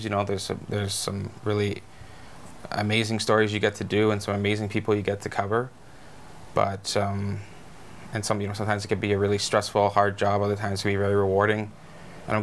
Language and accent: English; Kamloops, British Columbia, Canada; also born or lived in Merritt; I love my hometown, and I love news, but I think more than anything, I like reporting on my hometown